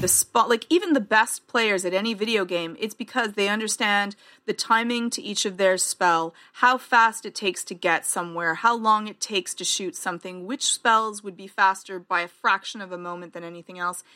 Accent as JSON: {"language": "English", "country": "Canada", "said": "I'm Canadian"}